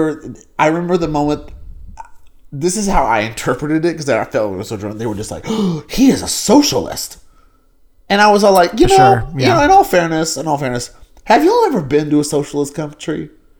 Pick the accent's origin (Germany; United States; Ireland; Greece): United States; the South; and it was weird going through that, like having growing up in the South and understanding that mentality and that culture.